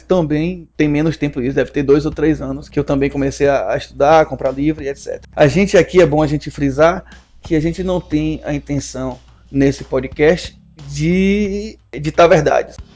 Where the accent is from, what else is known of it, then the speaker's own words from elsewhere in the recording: Salvador, Bahia, Brazil; moved away as an adult; now in Juazeiro, Brazil; nós somos de Salvador, né? Ele hoje ainda está em Salvador, eu estou morando em Juazeiro, né? Precisei me mudar para cá